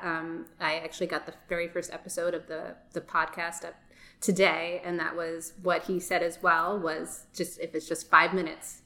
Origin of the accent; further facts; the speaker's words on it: New York City, New York, United States; moved away; I was born in Brooklyn. Um, danced there when I was like four years old